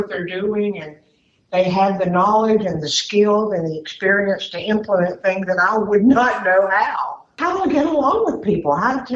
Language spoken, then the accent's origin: English; Duluth, Georgia, United States; this happens to be my hometown as well